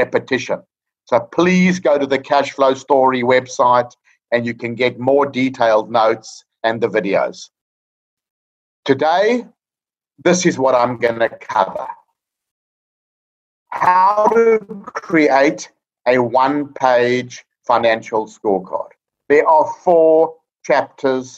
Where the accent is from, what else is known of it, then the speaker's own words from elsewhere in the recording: South Africa; moved away as an adult; now in Australia; I'm a South African chartered accountant living in Australia for the past 25 years